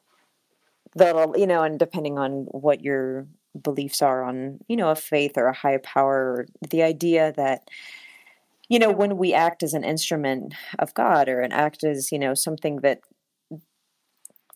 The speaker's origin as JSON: {"language": "English", "country": "United States", "tie": "born or raised there", "said": "I was born in the United States"}